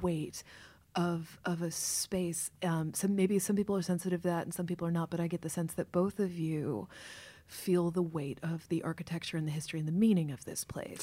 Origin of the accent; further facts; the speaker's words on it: Kentucky, United States; moved away as an adult; also born or lived in Baltimore; now in New York, United States; I was raised in Kentucky